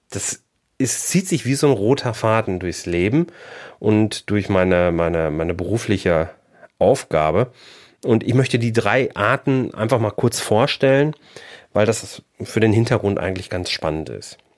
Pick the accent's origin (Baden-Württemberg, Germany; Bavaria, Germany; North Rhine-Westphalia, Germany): North Rhine-Westphalia, Germany; Bochum; born there; now in Haltern am See, Germany; Da wohnen wir jetzt seit 2002 und fühlen uns hier super wohl. Ähm, gebürtig komme ich aus Bochum.